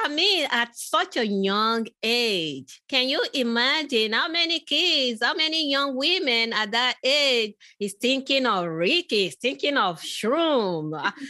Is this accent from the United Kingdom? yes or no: no; Nigeria; I grew up in, I was born in Nigeria